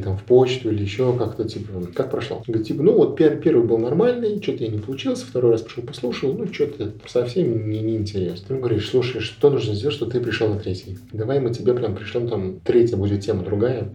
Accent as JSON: {"language": "Russian", "region": "Ulyanovsk Oblast", "country": "Russia", "tie": "born or raised there", "also_born_or_lived": "Samara", "moved": "as an adult", "lives_now": "Moscow, Russia", "said": "Я из России. Я родился в Ульяновской области, угу. учился в Самаре, сейчас живу в Москве."}